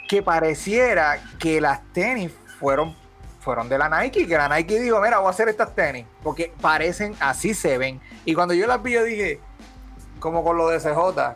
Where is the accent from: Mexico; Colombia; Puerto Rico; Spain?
Puerto Rico; cuando salimos de Puerto Rico